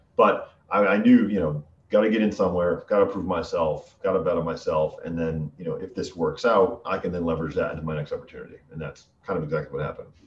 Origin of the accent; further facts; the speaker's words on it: Western Massachusetts, United States; accent: Connecticut vanilla; moved away as an adult; now in Boston area, United States; I'm from Western Massachusetts, so I don't have. I have the sort of the Connecticut vanilla vanilla accent